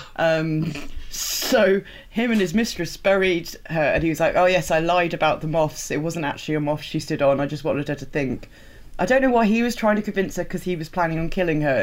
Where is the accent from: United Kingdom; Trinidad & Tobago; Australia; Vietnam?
United Kingdom; England; I was super aware of being very English